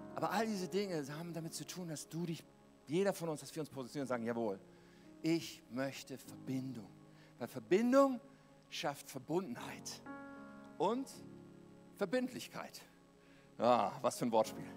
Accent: Germany; als Deutsche

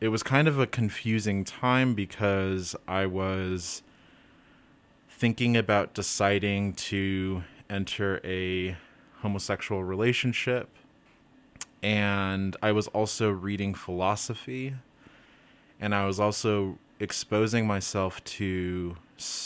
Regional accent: Utah, United States; moved away as an adult; now in Moab, United States; the Mormon community that I was in growing up in Utah County, in Utah Valley

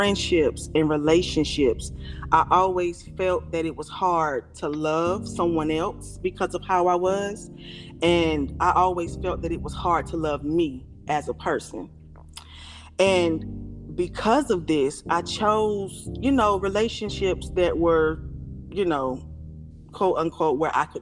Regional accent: Raleigh, North Carolina, United States; now in Apex, United States; I'm from Raleigh, North Carolina. I currently reside in Apex, North Carolina

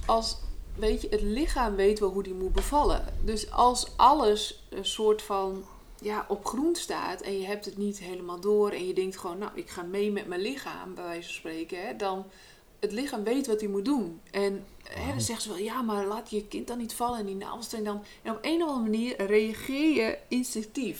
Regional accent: Friesland, Netherlands; ik kom natuurlijk uit Friesland

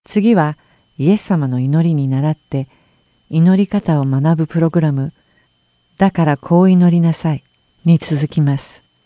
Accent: Tokyo, Japan; moved away as an adult; now in United States; 27歳の時にアメリカに移り住むまで東京で生まれ東京で育ちました

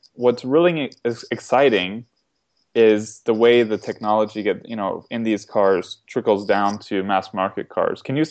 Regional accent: Florida, United States; moved away as an adult; now in North Carolina, United States; I come from Florida, which it was developed after air conditioning for logical reasons.

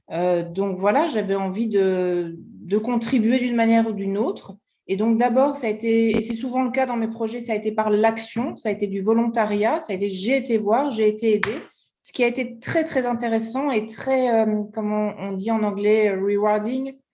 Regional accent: France; moved away as an adult; now in United States; en tant que Française, et nous, on est arrivé en France il y a quatre, aux États-Unis il y a quatre ans

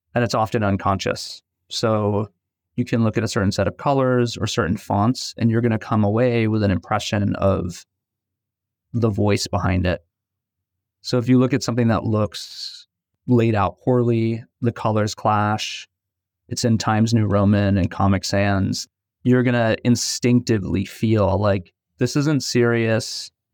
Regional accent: New York City, New York, United States; I grew up in Brooklyn, New York

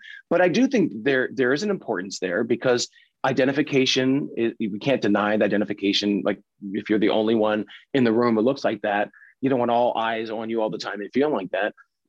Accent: Pennsylvania, United States; I mean, I grew up in Pennsylvania and Dutch culture.

